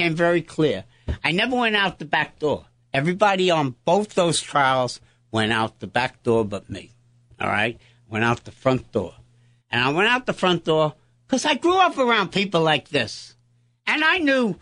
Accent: New York City, New York, United States; I was born in St. Clair's Hospital on 52nd Street

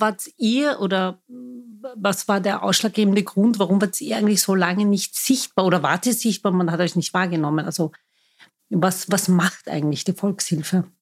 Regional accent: Vienna, Austria; Ich bin waschechte Wienerin, das behaupte ich zumindest. Viele sehen das nicht so. Ich bin hier geboren, lebe mitten im Dritten

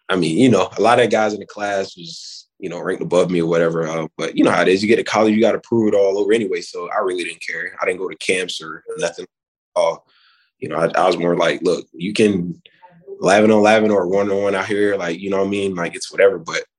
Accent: Wellington, Florida, United States; I'm from Wellington, Florida, you know, a little bit up north

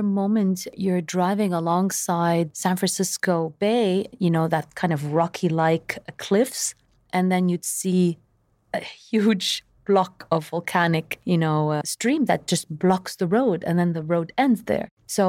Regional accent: Saudi Arabia; I really believe that growing up in Saudi Arabia gave me a different perspective than the average Lebanese person maybe being raised in Lebanon.

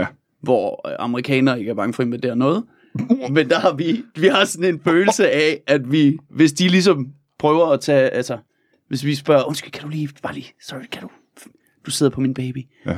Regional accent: Denmark; som dansker

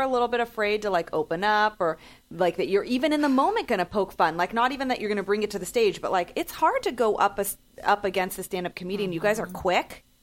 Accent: San Francisco, California, United States; I grew up in San Francisco

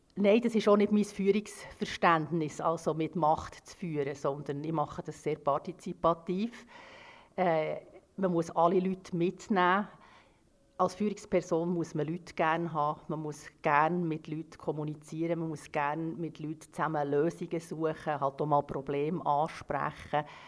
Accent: Switzerland; ich ja in der Schweiz geboren bin

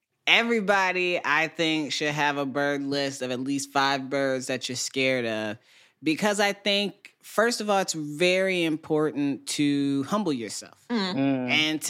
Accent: Midwest, United States; geese are not on my bird list because I grew up in the Midwest.

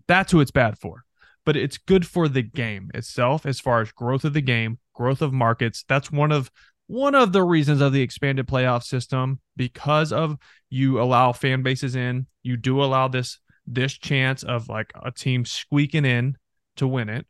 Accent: North Texas, United States; moved away; North Texas, where I'm from

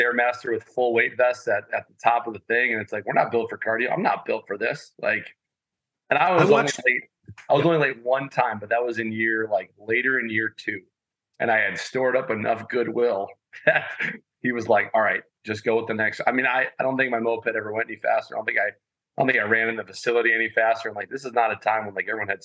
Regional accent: Madison, Wisconsin, United States; I'm a Madison kid. I grew up on the West Side, played for the Junior Spartans

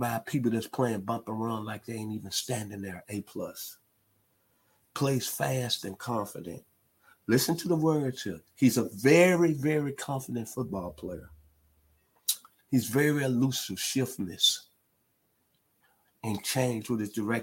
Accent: Tennessee, United States; my home state, the state of Tennessee

